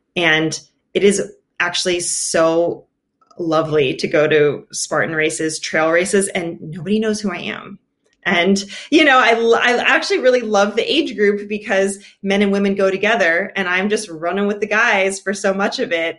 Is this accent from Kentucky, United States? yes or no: no; Austin, Texas, United States; I was born in Austin, Texas, mostly grew up there